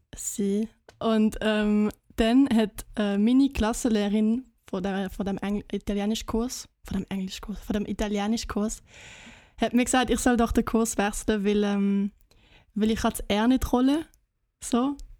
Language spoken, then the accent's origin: German; Basel, Basel-Stadt, Switzerland; moved away; also born or lived in Schriesheim, Germany / Germany; ich bin Baslerin, aber ich habe in Deutschland gelebt